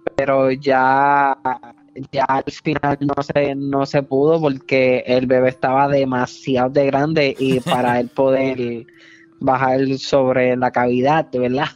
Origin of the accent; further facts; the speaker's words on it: Puerto Rico; yo soy puertorriqueño